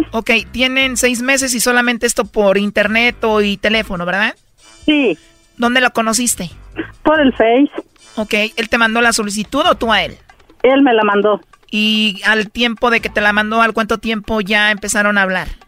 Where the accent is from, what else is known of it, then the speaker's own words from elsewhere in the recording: El Salvador; accent: Central American; Soy salvadoreña.